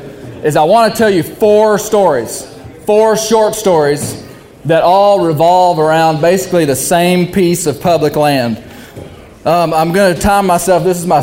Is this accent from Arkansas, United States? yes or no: yes; Arkansas, United States; I am a seventh generation Arkansan.